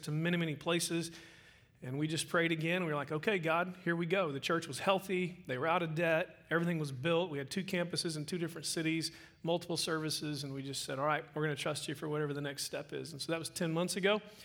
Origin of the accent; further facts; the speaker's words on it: Oklahoma, United States; moved away as an adult; now in Midland, United States; I'm from Midland, Texas. Um, wasn't born and bred there. I was actually uh, raised in Oklahoma